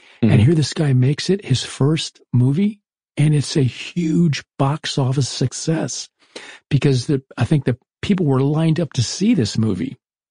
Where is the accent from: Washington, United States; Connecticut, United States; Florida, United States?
Florida, United States; I was growing up in Florida. We had the Everglades just outside of us.